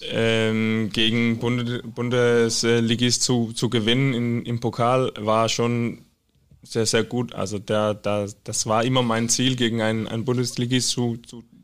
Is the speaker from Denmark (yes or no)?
yes; Skive, Central Denmark Region, Denmark; German is a second language; Ja, in Skive. Ich bin in Skive geboren. Das ist so in Midtjylland.